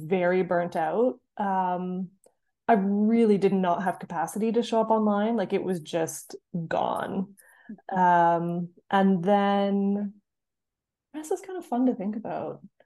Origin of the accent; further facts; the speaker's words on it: Canada; moved away as an adult; now in North East England, United Kingdom; I'm from Canada. I'm now living in the Northeast, England